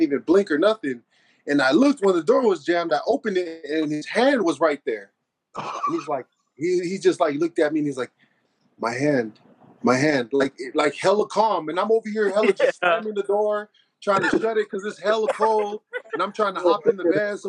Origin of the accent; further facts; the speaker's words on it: San Francisco, California, United States; moved away as an adult; now in Phoenix, United States; I'm originally from the Bay Area, San Francisco. Grew up out there